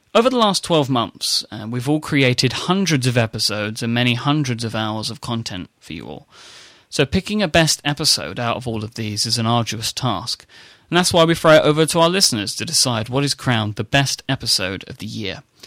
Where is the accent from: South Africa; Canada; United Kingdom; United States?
United Kingdom; accent: British; my strange British accent